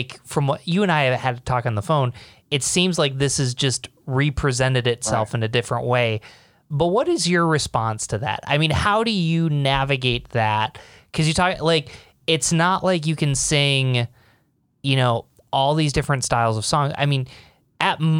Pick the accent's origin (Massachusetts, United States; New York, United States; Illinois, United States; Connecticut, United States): New York, United States; Binghamton; growing up in Binghamton, New York